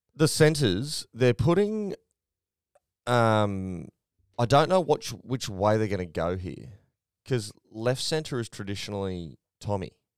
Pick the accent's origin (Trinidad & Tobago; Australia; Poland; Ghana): Australia; as an Australian rugby league fan